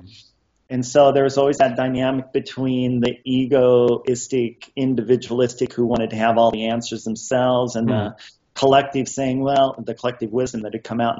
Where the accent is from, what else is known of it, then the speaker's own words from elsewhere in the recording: Montana, United States; I was born and raised on a farm in Montana with my sister Terry